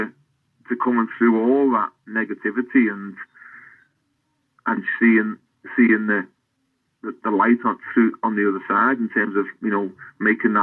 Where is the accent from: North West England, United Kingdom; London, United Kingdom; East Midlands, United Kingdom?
North West England, United Kingdom; Kirkby; as a real young boy growing up in Kirby